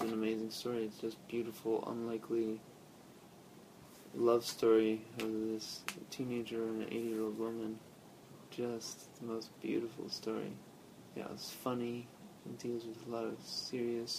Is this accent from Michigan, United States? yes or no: yes; Michigan, United States; accent: southern twang; also born or lived in El Paso, Texas; when I was in third grade, I moved from El Paso, Texas to Michigan